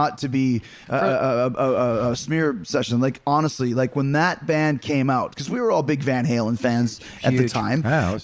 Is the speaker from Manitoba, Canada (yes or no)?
yes; Winnipeg, Manitoba, Canada; I'm from Winnipeg.